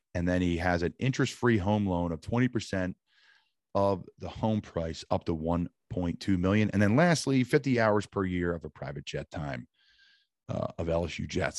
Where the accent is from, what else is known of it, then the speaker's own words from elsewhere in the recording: the North, United States; As a Northerner